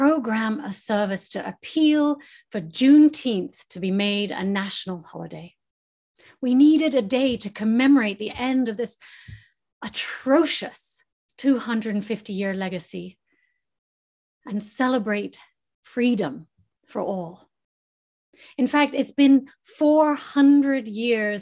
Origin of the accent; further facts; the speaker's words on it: England, United Kingdom; now in United States; growing up in England and my Texan cousins came to visit